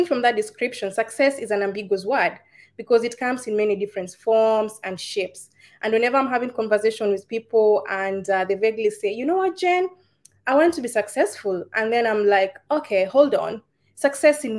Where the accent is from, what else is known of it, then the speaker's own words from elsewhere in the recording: Kenya; now in United Arab Emirates; I am a Kenyan. I'm in the United Arab Emirates.